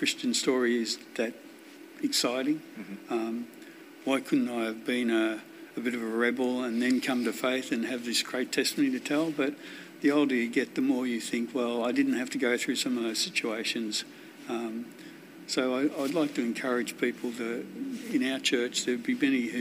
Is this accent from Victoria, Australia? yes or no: yes; Wonthaggi, Victoria, Australia; Grew up on a farm down near Wonthaggi.